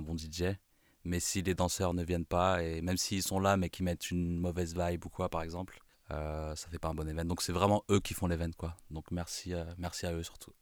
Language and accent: French; Bondy, Île-de-France, France; je suis de Bondy